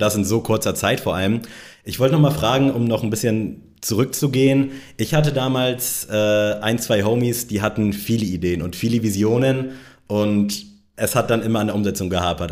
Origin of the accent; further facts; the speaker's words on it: Northern Germany, Germany; moved away; im hohen Norden, in meiner Heimat